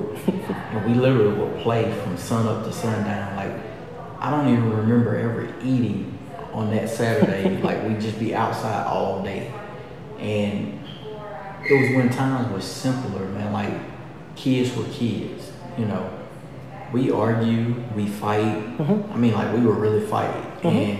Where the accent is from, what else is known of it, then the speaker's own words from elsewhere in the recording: LaGrange, Georgia, United States; I was born and bred right here